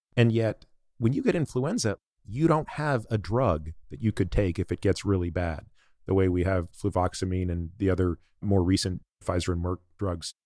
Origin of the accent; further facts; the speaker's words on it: Toronto, Ontario, Canada; moved away; my home province where I grew up, Ontario, I grew up in Toronto